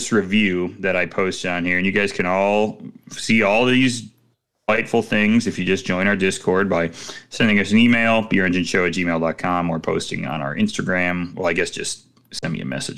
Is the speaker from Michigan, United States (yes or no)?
no; Chicago, Illinois, United States; As a Chicagoan